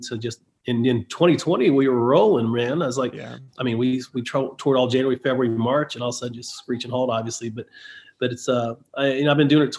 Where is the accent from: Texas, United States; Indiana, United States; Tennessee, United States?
Tennessee, United States; Nashville; I'm from Nashville and I don't play Nashville a lot.